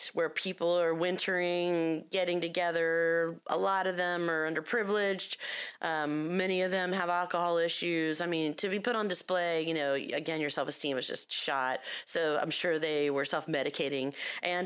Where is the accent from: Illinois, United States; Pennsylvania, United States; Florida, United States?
Florida, United States; I'm from Florida